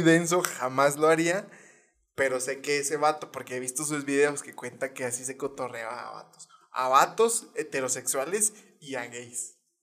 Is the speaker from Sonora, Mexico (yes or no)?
no; Hidalgo del Parral, Chihuahua, Mexico; Parral, de donde yo soy